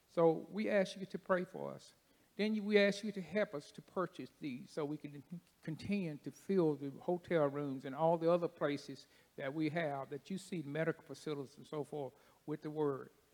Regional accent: Paducah, Kentucky, United States; I'm from Paducah

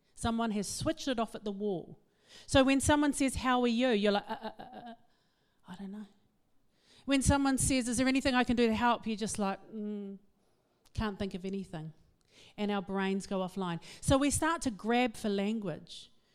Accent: Auckland, New Zealand; I am from West Auckland

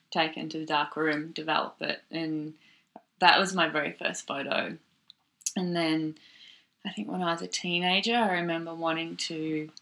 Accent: Seymour, Victoria, Australia; moved away as an adult; also born or lived in Melbourne; I was born in Melbourne. I grew up in a country town in Victoria called Seymour, and I was there till I think I finished high school

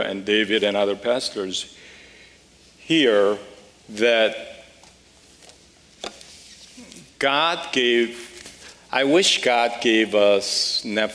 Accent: Seoul, South Korea; moved away as an adult; also born or lived in Las Vegas, United States / Los Angeles, United States; now in United States; I grew up in Seoul, a wonderful family, and moved to the U.S. when I was about 18

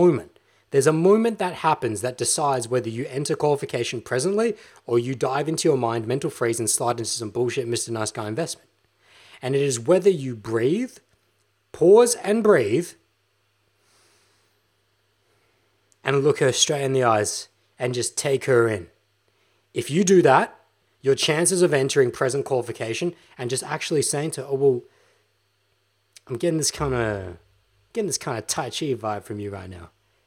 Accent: Australia; No, I'm fucking Australian, bruh. I'm Australian.

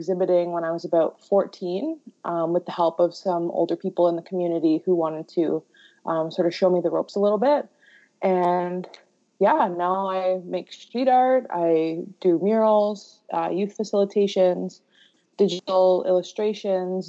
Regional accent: Rama First Nation, Ontario, Canada; moved away as an adult; now in Toronto, Canada; I come from Rama First Nation and I sit in the Eagle Clan. I'm currently based in Toronto. I moved here when I was about 18 years old

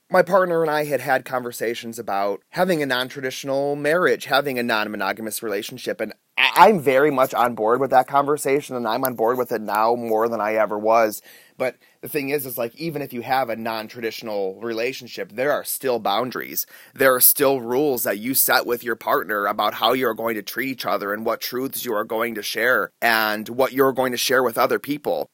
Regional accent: North Olmsted, Ohio, United States; moved away as an adult; also born or lived in Chicago, Illinois / California; now in Alaska, United States; I was born in North Olmsted, Ohio, outside of Cleveland

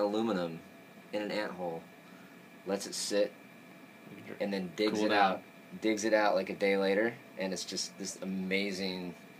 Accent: Orange County, California, United States; I'm from Orange County

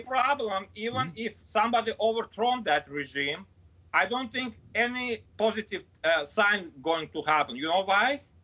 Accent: Azerbaijan; English is a second language; moved away as an adult; I grew up in uh, Azerbaijan, being Armenian

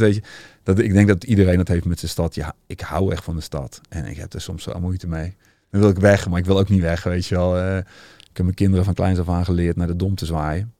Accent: Utrecht, Netherlands; als echte Utrechter ben ik

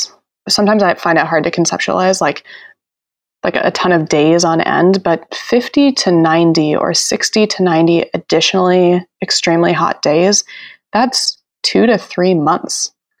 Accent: Arizona, United States; moved away; I grew up in Arizona where we have a lot of extremely hot days.

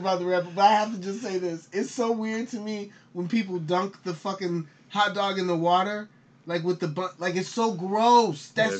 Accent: Chicago, Illinois, United States; I'm still from Chicago.

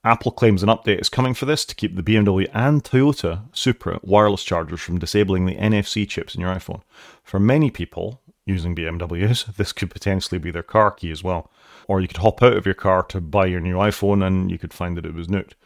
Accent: Wales, United Kingdom

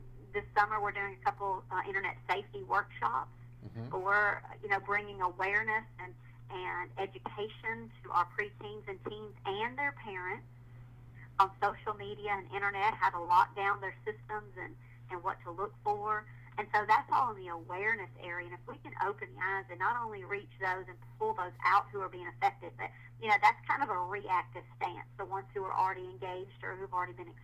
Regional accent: the South, United States; I'm from the South

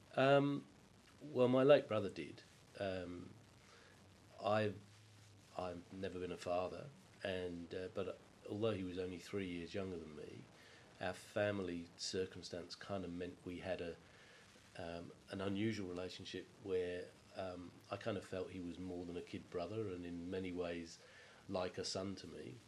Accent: England, United Kingdom; growing up in England

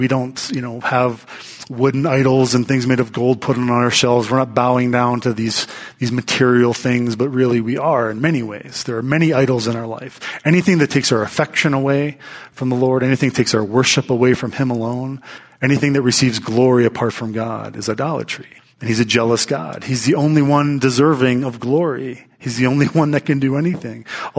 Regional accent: Pittsburgh, Pennsylvania, United States; now in Colorado, United States; living in Colorado. I'm from Pittsburgh. We didn't have much hail back there.

